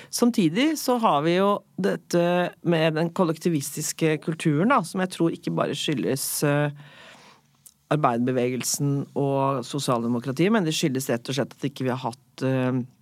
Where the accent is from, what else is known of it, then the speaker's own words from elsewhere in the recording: Norway; jeg er oppvokst i Norge, men er italiensk forelder